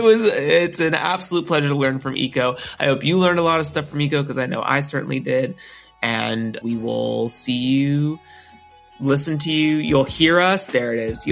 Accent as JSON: {"language": "English", "region": "Northern California", "country": "United States", "tie": "born or raised there", "said": "I was born in Northern California, and I lived in Central California for a long time."}